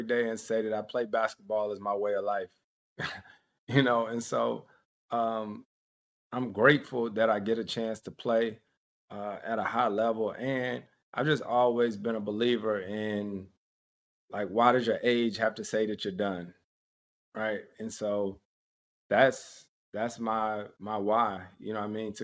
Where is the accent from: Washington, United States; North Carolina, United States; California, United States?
North Carolina, United States; Winston-Salem; Winston-Salem State University is an HBCU in my hometown